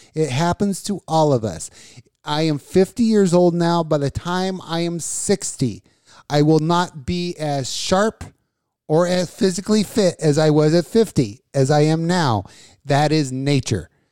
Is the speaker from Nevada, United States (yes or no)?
yes; Las Vegas, Nevada, United States; I grew up in Vegas